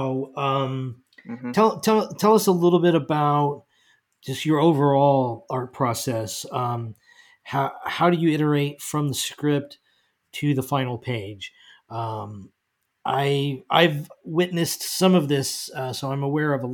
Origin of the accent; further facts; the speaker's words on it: United States; as an American